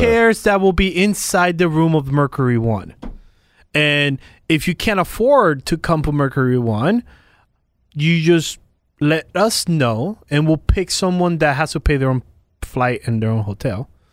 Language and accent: English; Puerto Rico; I'm from Puerto Rico